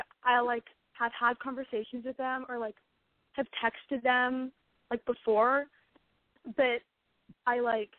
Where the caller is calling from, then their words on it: Westlake Village, California, United States; Westlake Village.